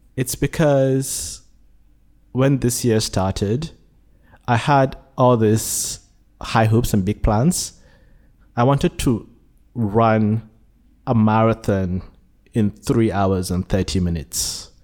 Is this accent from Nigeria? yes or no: yes; Nigeria; born or raised there; now in Malaysia